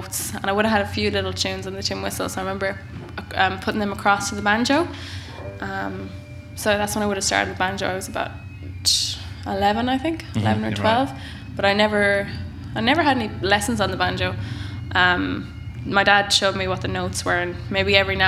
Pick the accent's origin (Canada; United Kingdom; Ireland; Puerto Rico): Ireland; Boyle, Connacht; I grew up in Boyle and Roscommon.